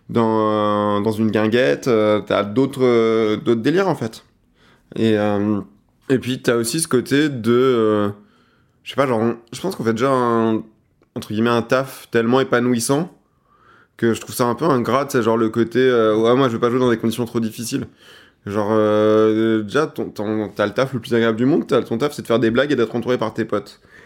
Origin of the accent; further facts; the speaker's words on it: Seine-et-Marne, Île-de-France, France; je suis de Seine-et-Marne